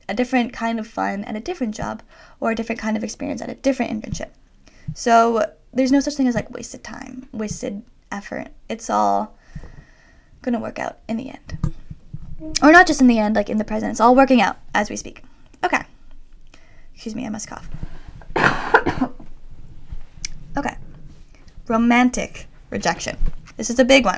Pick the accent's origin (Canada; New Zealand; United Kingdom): Canada; Toronto, Ontario; moved away as an adult; also born or lived in Boston; we're both from Toronto